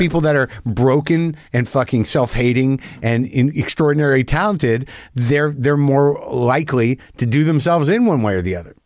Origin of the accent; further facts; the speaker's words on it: New Mexico, United States; also born or lived in New Jersey; I grew up in New Mexico